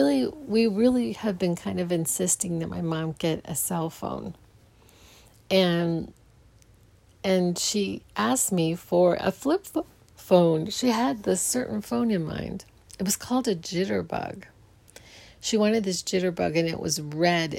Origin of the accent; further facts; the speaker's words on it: Phoenix, Arizona, United States; I grew up in Phoenix